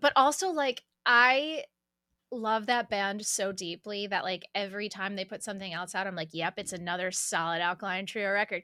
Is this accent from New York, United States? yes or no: yes; Syracuse, New York, United States; moved away as an adult; also born or lived in Fredonia, New York / California / Nashville; now in Philadelphia, United States; I'm from Syracuse. I stayed there until I went to college at Fredonia State